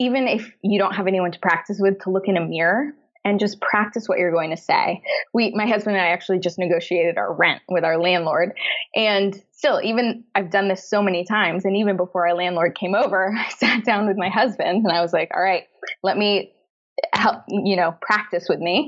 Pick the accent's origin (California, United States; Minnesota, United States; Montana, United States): California, United States; San Francisco; moved away as an adult; also born or lived in Los Angeles; now in London, United Kingdom; we're originally from San Francisco, also another not cheap city